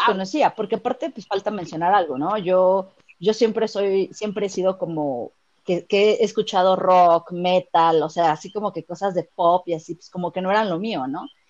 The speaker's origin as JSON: {"language": "Spanish", "region": "Mexico City", "country": "Mexico", "said": "soy de la Ciudad de México"}